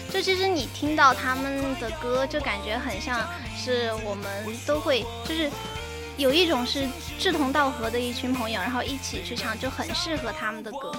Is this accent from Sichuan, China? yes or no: yes; Sichuan, China; 我坐一个四川人